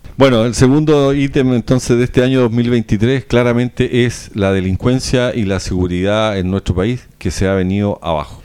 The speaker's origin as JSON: {"language": "Spanish", "country": "Chile"}